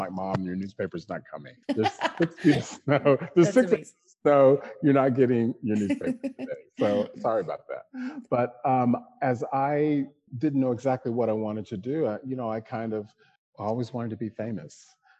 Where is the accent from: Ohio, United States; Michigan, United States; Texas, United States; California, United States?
Texas, United States; Killeen; now in New York, United States; Black kid from Killeen, Texas. My dad was in the military, so we traveled all over the world. I say that I'm a Texan because that was the place I lived the longest.